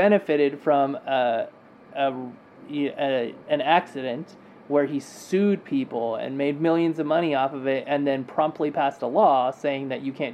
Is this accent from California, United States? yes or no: yes; California, United States; moved away; I'm from California